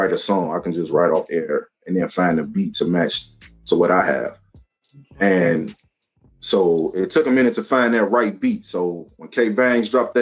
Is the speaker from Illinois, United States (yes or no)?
yes; Chicago, Illinois, United States; I'm from Chicago, Chi-Town